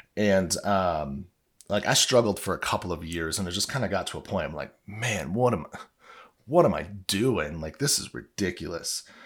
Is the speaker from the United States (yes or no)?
yes; Illinois, United States; I grew up in Illinois, maybe it's 'cause I was just, like, good old Midwestern boy